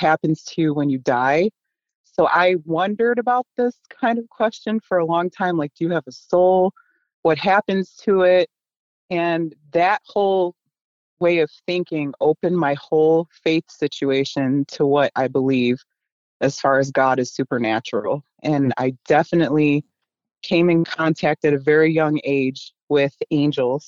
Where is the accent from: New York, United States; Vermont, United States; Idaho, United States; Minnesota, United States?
New York, United States; Buffalo; we in the inner city where I grew up in Buffalo, New York